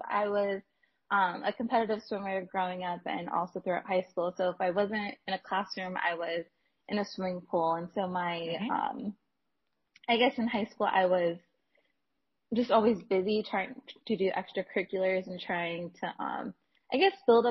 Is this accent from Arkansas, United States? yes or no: no; Los Angeles, California, United States; moved away as an adult; also born or lived in Houston, Texas; I'm originally from Los Angeles, California, and so my school list mainly focused on staying close to home